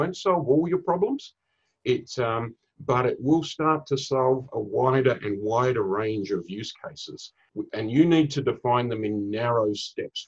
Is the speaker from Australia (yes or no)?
yes; Australia; now in Singapore; I'm originally from Australia. I live up in Singapore.